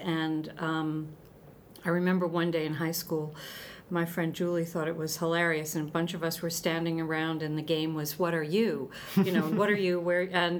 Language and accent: English; Montvale, New Jersey, United States; also born or lived in England; I grew up in a town called Montvale, New Jersey, which is northern New Jersey. Very suburban, about 30, 35 miles northwest of New York City.